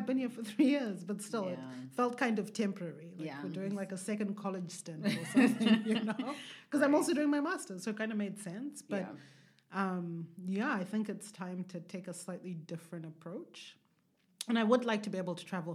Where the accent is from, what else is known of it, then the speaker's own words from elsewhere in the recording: Zimbabwe; moved away as an adult; also born or lived in Hwange, Zimbabwe / Marondera, Zimbabwe / Harare, Zimbabwe; as an African born and raised in Zimbabwe, living in the diaspora